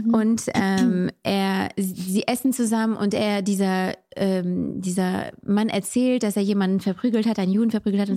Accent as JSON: {"language": "German", "country": "France", "tie": "born or raised there", "moved": "yes", "said": "Ich bin in Frankreich aufgewachsen"}